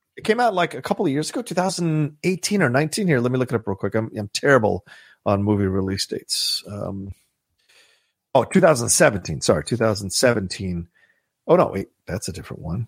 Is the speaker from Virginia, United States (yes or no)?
yes; Virginia, United States; I grew up in Virginia